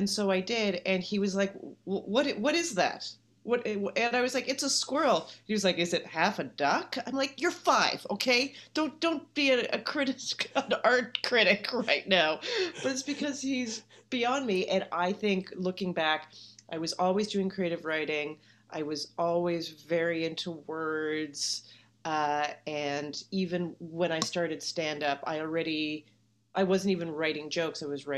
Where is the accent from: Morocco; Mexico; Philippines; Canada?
Canada; now in United States; I do. You know, I think this is a common thing that you would even identify more from where you came from once you are somewhere else.